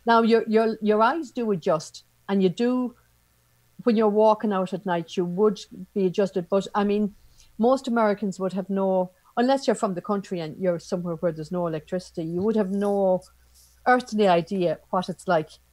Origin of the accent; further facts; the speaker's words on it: Ireland; my home place